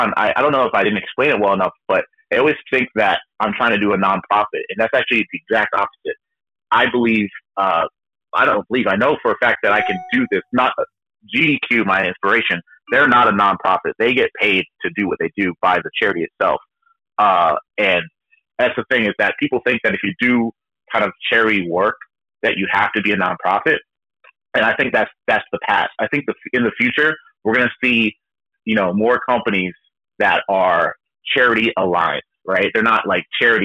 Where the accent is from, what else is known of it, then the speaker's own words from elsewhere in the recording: New Hampshire, United States; I'm from New Hampshire